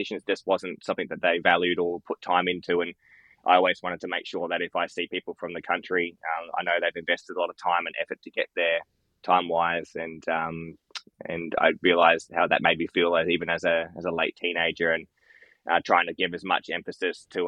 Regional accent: Loxton, South Australia, Australia; moved away as an adult; now in Adelaide, Australia; I worked every second weekend in Loxton, in my hometown I grew up

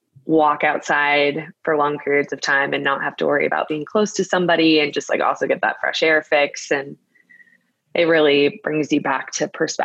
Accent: Brooklyn, New York, United States; So I moved from Brooklyn, and I'm a Brooklyn girl. I love Brooklyn so much.

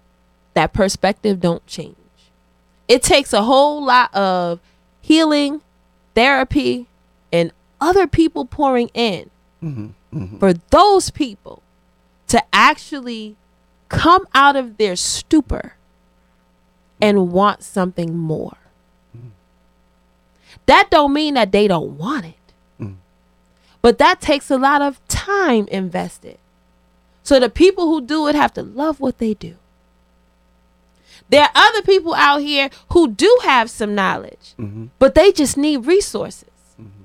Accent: Connecticut, United States; I remember when I got to Georgia. I'm coming from Connecticut.

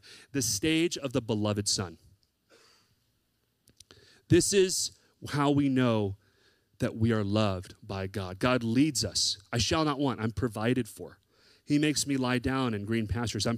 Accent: the South, United States; I grew up in the South

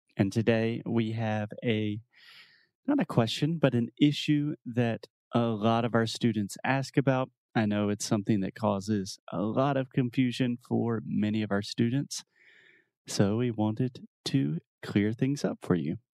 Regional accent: United States; I'm an American

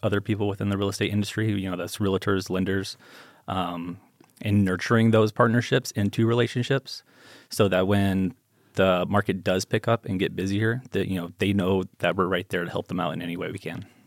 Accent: Las Vegas, Nevada, United States; I grew up here in Vegas

